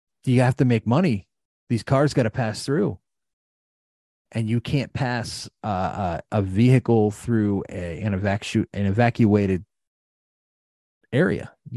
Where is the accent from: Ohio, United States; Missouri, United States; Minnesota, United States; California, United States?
Ohio, United States; East Palestine; A young lady that I grew up with in East Palestine